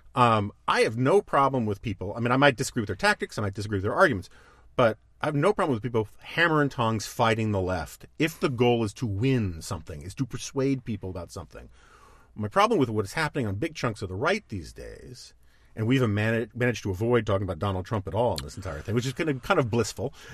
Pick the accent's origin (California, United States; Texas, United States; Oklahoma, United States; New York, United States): New York, United States; New York City; I grew up on the Upper West Side of Manhattan